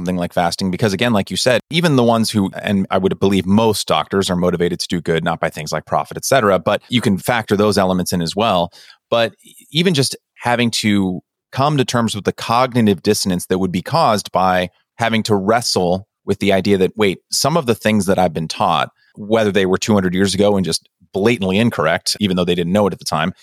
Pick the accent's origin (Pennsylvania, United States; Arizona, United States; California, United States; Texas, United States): California, United States; Pleasanton; I grew up in Pleasanton